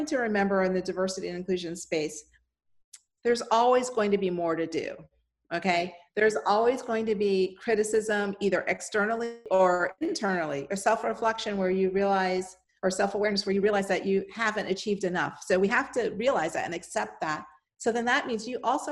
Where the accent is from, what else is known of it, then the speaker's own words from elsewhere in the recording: Miami, Florida, United States; moved away; I was born and raised in Miami